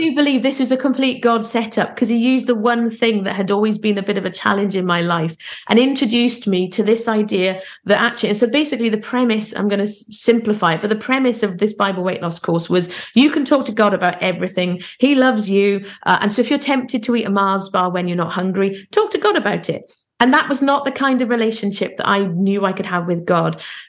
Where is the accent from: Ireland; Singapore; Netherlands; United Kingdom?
United Kingdom; Carmarthen, Wales; also born or lived in Plymouth / Hampshire; So I was born in Plymouth, which is in England. We moved to Hampshire because my dad was in the Navy. And then finally, when I was 12, we moved to Carmarthen, which is